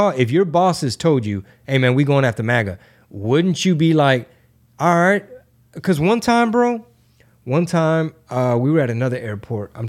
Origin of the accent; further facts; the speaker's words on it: Missouri, United States; You know, we're in Texas. You know, we're from Missouri.